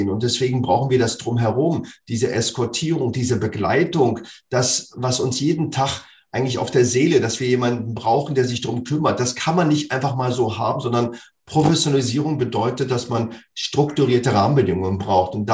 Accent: Berlin, Germany; Also für mich als äh, Berliner Junge, ich bin aufgewachsen in dem Fußballverein Meteor 06.

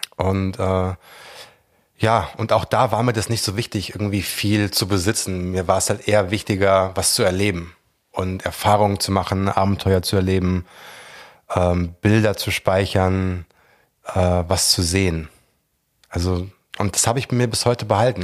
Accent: Langgöns, Hesse, Germany; moved away as an adult; also born or lived in London; weg aus dem Dorf, wo ich aufgewachsen bin. Ähm, also nichts gegen mein Heimatdorf, Langgöns represent

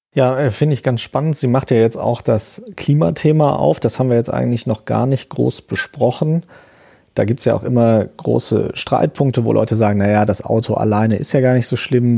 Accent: Aachen, North Rhine-Westphalia, Germany; Aachen, wo ich aufgewachsen bin

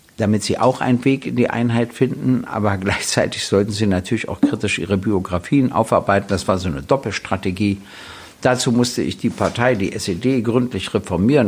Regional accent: Berlin, Germany; ich wurde 1948 in Berlin geboren, äh, hatte immer meinen Hauptwohnsitz in Berlin

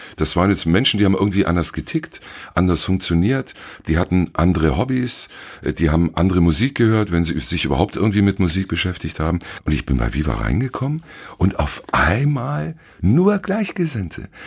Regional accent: Allgäu, Bavaria, Germany; moved away; Ich bin Allgäuer und war damals auch noch im, im Allgäu

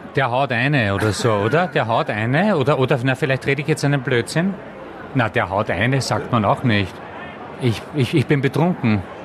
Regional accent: Austria; moved away; ich war ja kein West, ich war ja ein Ösi

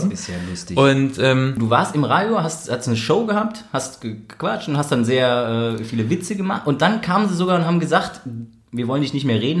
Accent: Cologne, North Rhine-Westphalia, Germany; born there; now in Berlin, Germany; Geboren in Köln, jetzt seit zwei Jahren in Berlin

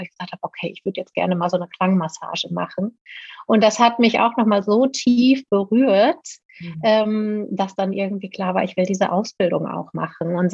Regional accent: Paderborn, North Rhine-Westphalia, Germany; dass ich äh, in meiner Heimatstadt Paderborn schon ganz lange oder gut befreundet bin

